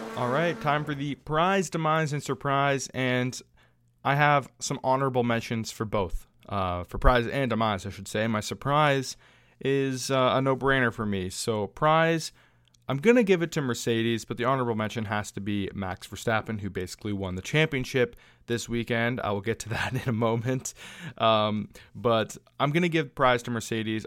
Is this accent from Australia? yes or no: no; Canada; my home country